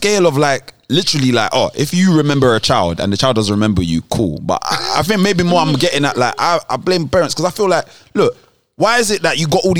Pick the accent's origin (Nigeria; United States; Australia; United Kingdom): Nigeria; And we're Nigerian, specifically, you might understand what I'm about to say.